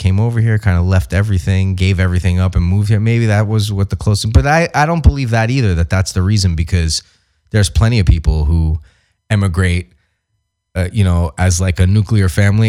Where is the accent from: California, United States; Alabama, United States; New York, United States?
New York, United States; now in Los Angeles, United States; I grew up in New York